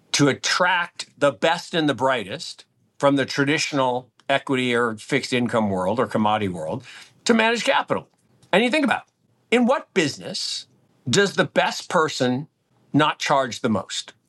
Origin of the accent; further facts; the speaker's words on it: Seattle, Washington, United States; the early eighties where I grew up in Seattle